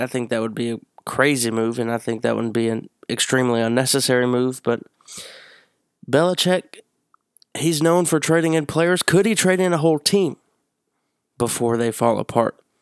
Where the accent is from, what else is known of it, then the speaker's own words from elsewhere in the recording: Tennessee, United States; I myself am from Tennessee